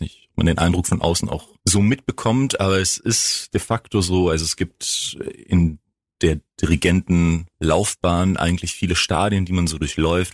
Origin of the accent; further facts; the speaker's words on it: Greece; also born or lived in Bremerhaven; now in Freiburg, Germany; ich komme aus Griechenland